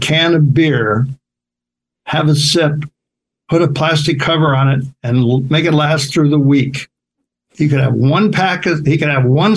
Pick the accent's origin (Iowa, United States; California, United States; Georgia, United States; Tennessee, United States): Iowa, United States; Sioux City; moved away; I grew up in Sioux City, which is like about 100,000, fairly big for the Midwest.